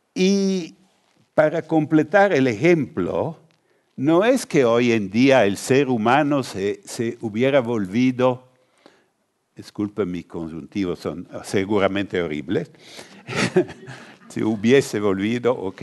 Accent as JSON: {"language": "Spanish", "region": "northern Italy", "country": "Italy", "second_language": "Spanish", "said": "yo soy del norte de Italia"}